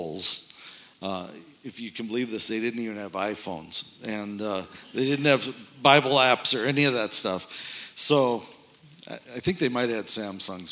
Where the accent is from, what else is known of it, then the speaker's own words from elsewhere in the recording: North Dakota, United States; moved away as an adult; also born or lived in suburbs of Chicago; This is where I grew up in North Dakota, and of course I had to get out of there as soon as I could after. So I moved away